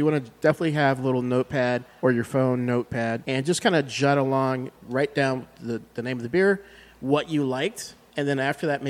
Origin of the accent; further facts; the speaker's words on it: Chicago, Illinois, United States; I'm from Chicago.